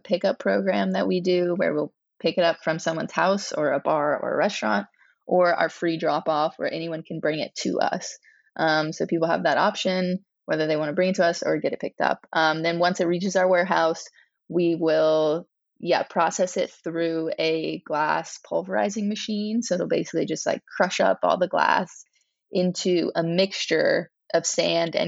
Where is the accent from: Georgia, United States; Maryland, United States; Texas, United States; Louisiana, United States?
Louisiana, United States; growing up in Louisiana